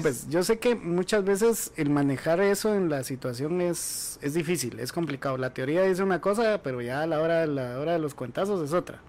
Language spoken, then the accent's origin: Spanish; Guatemala; como guatemaltecos